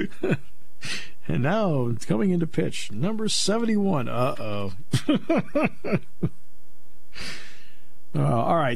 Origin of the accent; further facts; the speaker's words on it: Enfield, Connecticut, United States; moved away; I grew up in Enfield